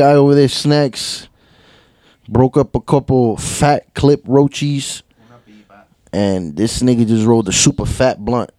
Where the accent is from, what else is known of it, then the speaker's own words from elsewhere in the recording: Jersey City, New Jersey, United States; I was born in Jersey City.